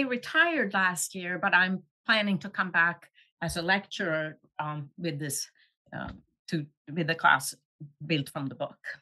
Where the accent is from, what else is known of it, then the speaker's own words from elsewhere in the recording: Luleå, Norrbotten County, Sweden; moved away; I grew up in Sweden